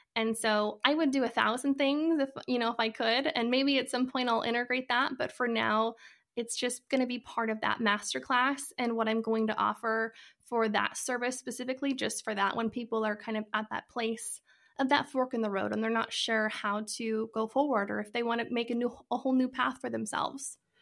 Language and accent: English; Idaho, United States; moved away as an adult; now in Arizona, United States; I am originally from Idaho, and, uh, I actually moved to Arizona about a year ago